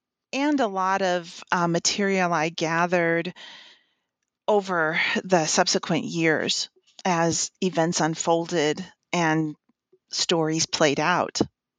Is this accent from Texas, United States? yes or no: yes; Texas, United States; now in Indiana, United States; I am originally from West Texas, and I went to school in the Midwest and have worked for a few years in South Carolina, in the St. Louis area, and now in Indiana.